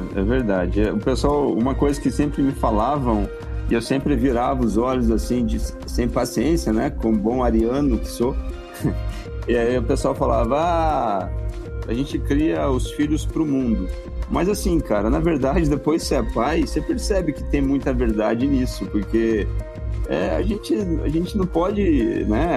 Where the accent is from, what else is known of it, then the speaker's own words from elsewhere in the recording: Cruzeiro, São Paulo, Brazil; moved away as an adult; now in Brasília, Brazil; eu sou da Grande Cruzeiro, que é interior de São Paulo